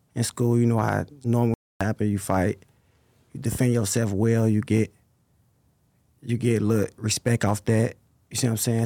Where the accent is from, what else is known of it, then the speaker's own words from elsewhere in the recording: Chicago, Illinois, United States; I'm from, I grew up sixty-fourth, Kings Drive, Parkway. I've been there since I was, like, First grade.